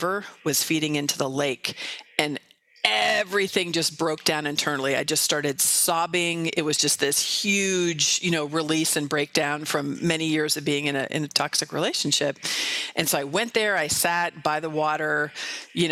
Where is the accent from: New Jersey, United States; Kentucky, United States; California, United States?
California, United States; Marin County; also born or lived in San Francisco; Marin County, which is where I grew up in California